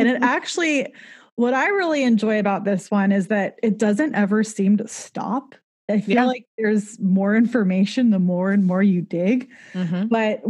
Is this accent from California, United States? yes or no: yes; Southern California, United States; I am from Southern California without the y'alls. I just say the in front of every single freeway and people think I'm weird.